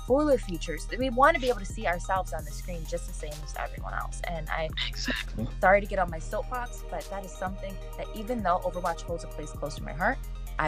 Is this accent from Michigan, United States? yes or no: yes; Michigan, United States; moved away as an adult; now in Arizona, United States; I'm also from Michigan. And so, I mean, I went to schools all over